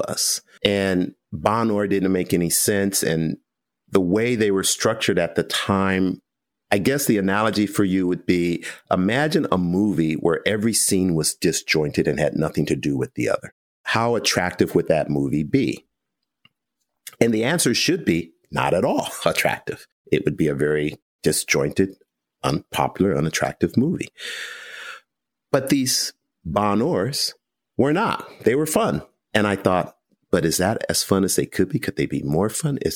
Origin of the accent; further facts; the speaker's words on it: United States; we're American.